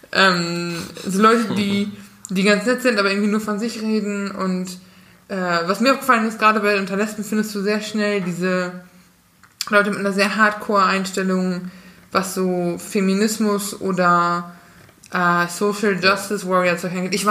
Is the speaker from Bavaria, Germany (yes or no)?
no; North Rhine-Westphalia, Germany; wenn ich mit einer Veganerin nach Hause komme, ich komme aus Westfalen